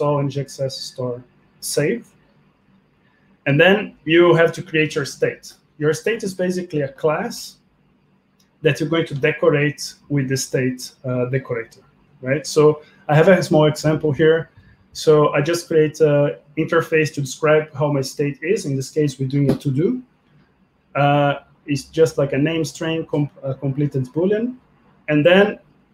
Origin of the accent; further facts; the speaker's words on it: Brazil; also born or lived in Russia; now in Belgium; I'm from Brazil, currently living in Belgium.